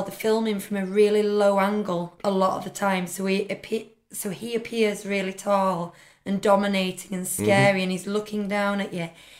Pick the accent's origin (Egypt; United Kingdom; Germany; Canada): United Kingdom; Yorkshire and the Humber; As a Yorkshire woman who like counts every penny